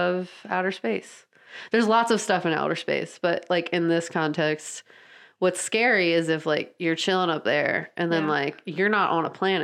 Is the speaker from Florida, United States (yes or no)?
no; San Diego, California, United States; I was born in San Diego